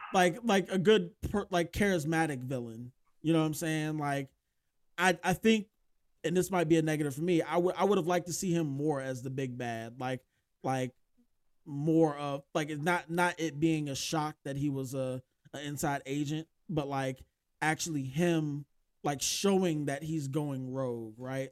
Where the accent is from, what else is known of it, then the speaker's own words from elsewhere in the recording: United States; as an American